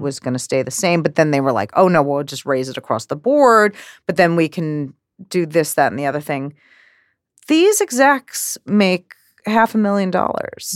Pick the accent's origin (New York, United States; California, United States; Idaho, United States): New York, United States; growing up in New York